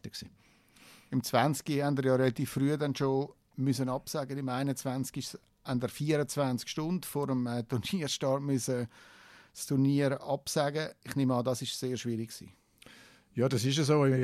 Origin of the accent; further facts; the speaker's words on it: Davos, Graubünden, Switzerland; Ja, ich bin äh, in Davos aufgewachsen.